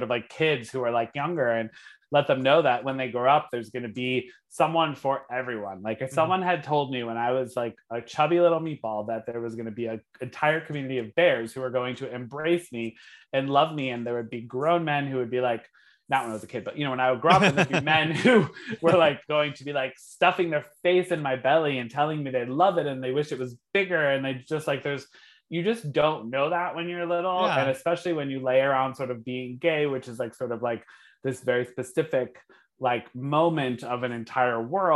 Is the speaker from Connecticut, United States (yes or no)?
yes; Connecticut, United States; moved away as an adult; also born or lived in Providence / San Francisco; I grew up in Connecticut. So I grew up in like a small town, Connecticut, went to Catholic school my whole life